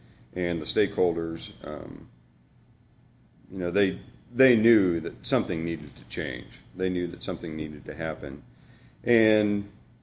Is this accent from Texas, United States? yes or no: no; Johnson County, Kansas, United States; I grew up, I mean, I grew up in Johnson County